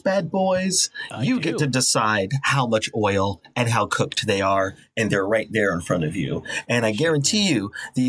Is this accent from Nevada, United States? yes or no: yes; Las Vegas, Nevada, United States; now in Los Angeles, United States; I'm from Las Vegas